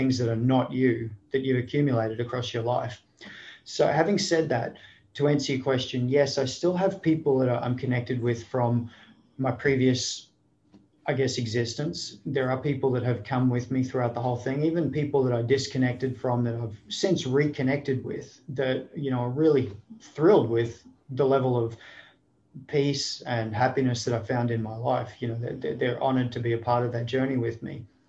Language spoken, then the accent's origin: English; Sunshine Coast, Queensland, Australia; moved away as an adult; also born or lived in Sydney, Australia; now in United States; I was born in Sydney. I grew up on the Sunshine Coast of Queensland